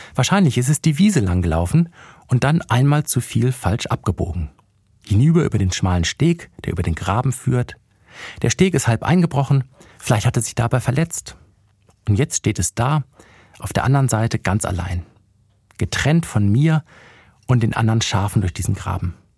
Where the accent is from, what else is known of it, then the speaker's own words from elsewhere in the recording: Bremen, Germany; moved away; also born or lived in Ludwigsburg; in meiner alten Heimat vorbeigekommen in Bremen